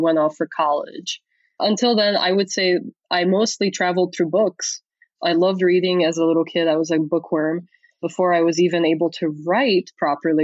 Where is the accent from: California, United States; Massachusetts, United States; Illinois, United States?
Illinois, United States; Chicago; also born or lived in Transylvania; I grew up in the 90s, like hardcore Chicago Bulls times.